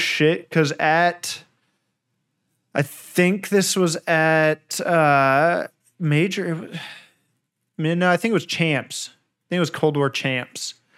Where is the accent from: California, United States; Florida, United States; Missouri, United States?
California, United States; also born or lived in Anaheim; I've lived in California my whole life